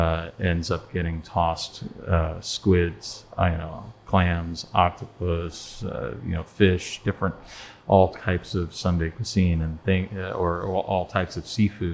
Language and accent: English; Northeast, United States; now in Florida, United States; I'm originally from the Northeast